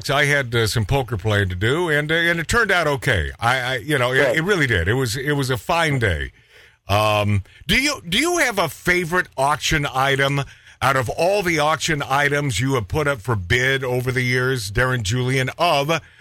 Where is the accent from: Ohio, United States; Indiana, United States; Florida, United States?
Indiana, United States; Shipshewana; moved away as an adult; also born or lived in Auburn, Indiana; now in Beverly Hills, United States; I grew up in Shipshewana, Indiana